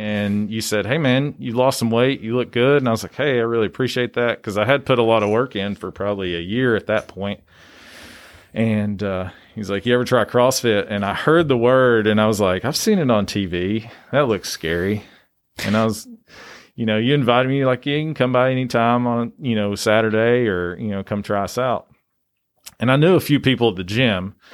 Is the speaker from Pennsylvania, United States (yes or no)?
no; Greeneville, Tennessee, United States; also born or lived in Knoxville, Tennessee; I grew up in Greenville, Tennessee